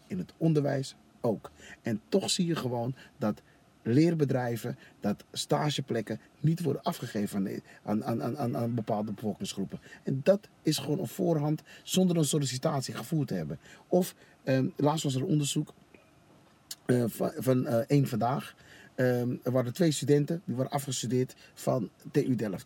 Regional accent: Suriname; now in Netherlands; ik als Surinamer

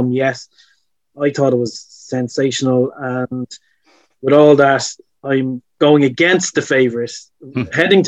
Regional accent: Ireland; I'm Irish

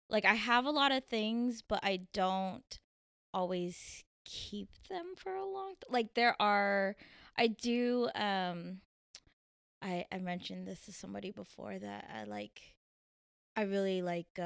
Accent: Tokyo, Japan; born there; I was born on Yokota Air Force Base in Japan, um, but I moved every three years um, to multiple military bases. So I don't really have like one set place

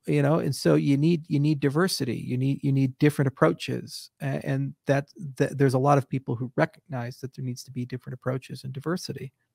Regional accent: United States; As an American

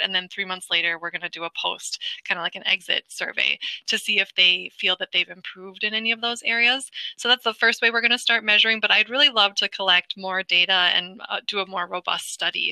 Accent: Wisconsin, United States; I, am a Midwest native, so I'm from Wisconsin

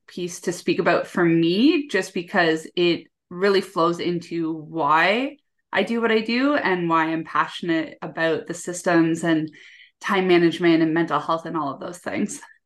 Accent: Canada; I'm from Canada

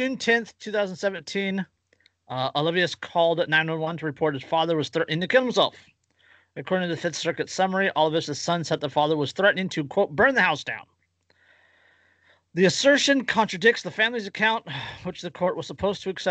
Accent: Central California, United States; I'm from Central California

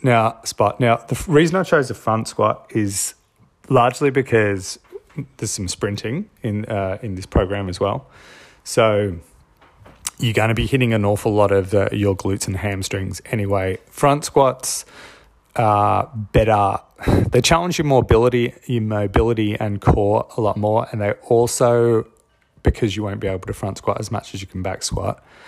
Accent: Australia; I'm Australian

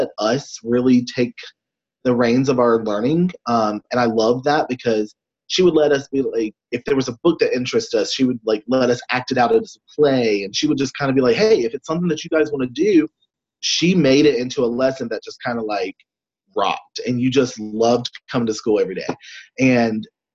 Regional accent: North Carolina, United States; also born or lived in Tennessee; I am actually about an hour from my hometown right now, and grew up, born and raised here, right at the beach.

